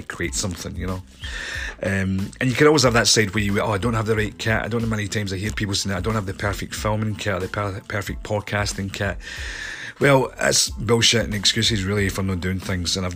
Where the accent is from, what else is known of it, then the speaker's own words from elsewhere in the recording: Scotland, United Kingdom; I'm a filmmaker from Scotland